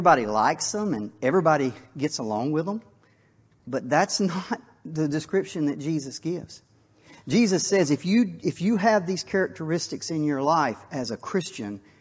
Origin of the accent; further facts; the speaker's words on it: Wakulla County, Florida, United States; I was born and raised in Wakulla County. I'll die in Wakulla County